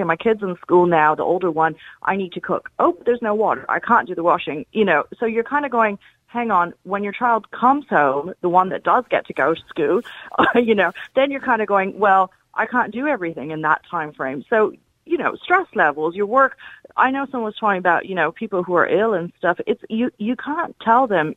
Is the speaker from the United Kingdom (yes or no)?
no; India; now in Enfield, Ireland; I grew up in India